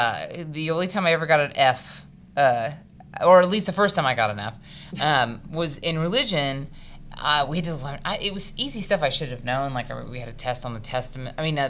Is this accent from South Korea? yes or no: yes; South Korea; born there; embroidered fabric from Korea, because I was born in Korea.